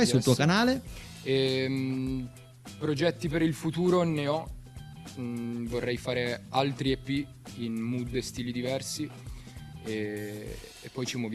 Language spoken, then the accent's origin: Italian; Salerno, Campania, Italy; now in Alba, Italy; io originario sono di Salerno, non sono albese.